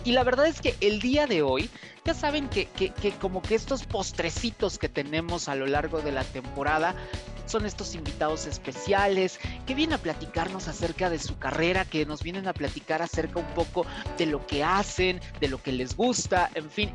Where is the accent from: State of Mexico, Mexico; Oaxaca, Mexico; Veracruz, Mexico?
Veracruz, Mexico; Ella y yo somos paisanos, los dos somos de Veracruz